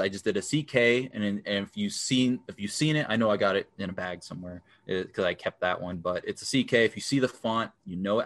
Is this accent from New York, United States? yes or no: yes; New York, United States; now in Minnesota, United States; I grew up in New York, in the Bronx, New York